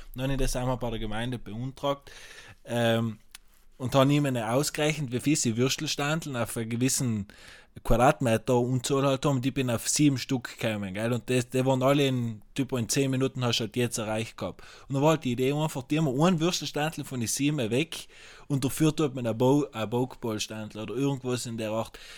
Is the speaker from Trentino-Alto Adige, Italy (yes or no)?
yes; South Tyrol, Trentino-Alto Adige, Italy